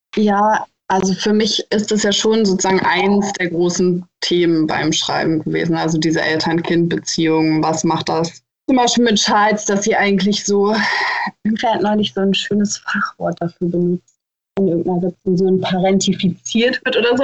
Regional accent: Hildesheim, Lower Saxony, Germany; ich komme ja aus Hildesheim und ich kenne diesen Ort dadurch, dass ich da aufgewachsen bin

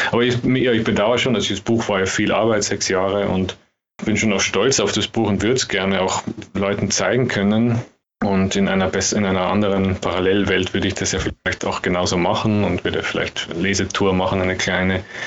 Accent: Austria; als Österreicher

